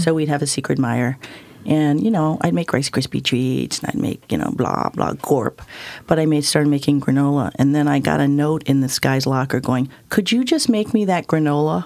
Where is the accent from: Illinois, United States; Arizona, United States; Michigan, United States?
Michigan, United States; Ann Arbor; I grew up in Ann Arbor, Michigan